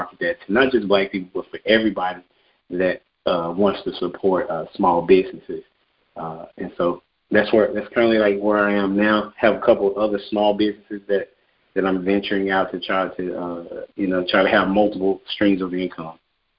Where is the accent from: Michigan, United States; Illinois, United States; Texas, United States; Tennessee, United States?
Texas, United States; Dallas; also born or lived in Nacogdoches, Texas / India; I am from Dallas, Texas.